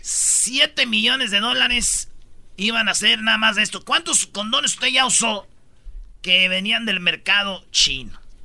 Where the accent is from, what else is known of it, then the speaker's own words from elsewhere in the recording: Michoacán, Mexico; Yo soy de Michoacán